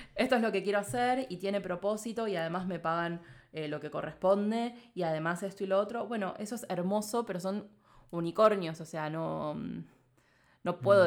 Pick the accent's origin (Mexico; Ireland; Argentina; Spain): Argentina